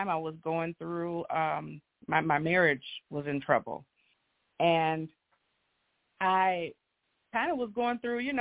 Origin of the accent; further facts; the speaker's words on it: Grand Rapids, Michigan, United States; I am from Grand Rapids, born and raised.